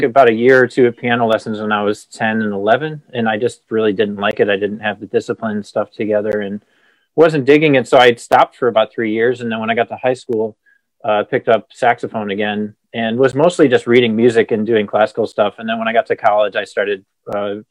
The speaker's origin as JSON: {"language": "English", "town": "Cleveland", "region": "Ohio", "country": "United States", "tie": "born or raised there", "said": "I'm from Cleveland originally"}